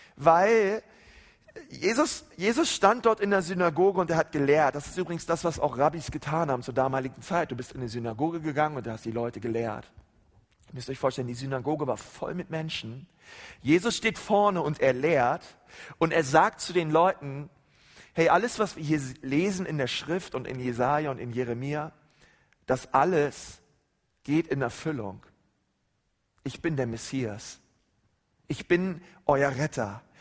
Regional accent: Germany; bei uns in Deutschland

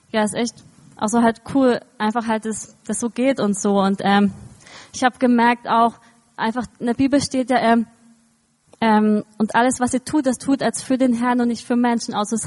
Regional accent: Eisenwind, Bavaria, Germany; ich bin in Eisenwind aufgewachsen, also in der Nähe von Kulmbach und so

